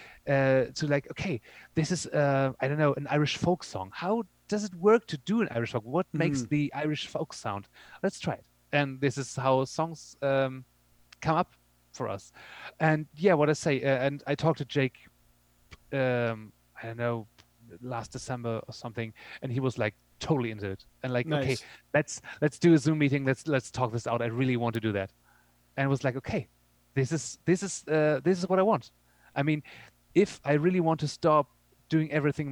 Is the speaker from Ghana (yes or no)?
no; Germany; also born or lived in Berlin; we're from Germany